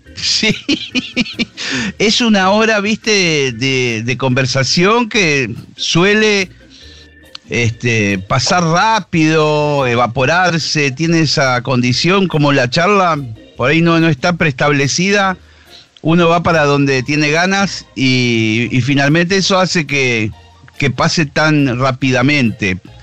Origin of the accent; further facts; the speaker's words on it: Argentina; somos nosotros los argentinos